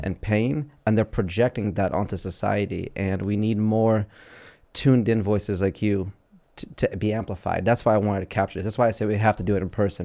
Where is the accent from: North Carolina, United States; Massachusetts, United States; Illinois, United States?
Illinois, United States; Chicago; growing up in Chicago